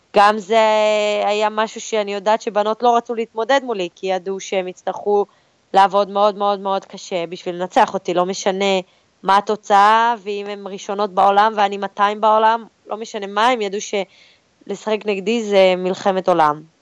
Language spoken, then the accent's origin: Hebrew; Israel; אז אנחנו כישראלים באמת מקבלים הרבה עידוד.